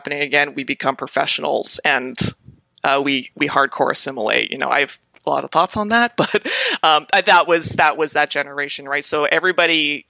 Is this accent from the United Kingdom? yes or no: no; Calgary, Alberta, Canada; now in Toronto, Canada; I grew up in Calgary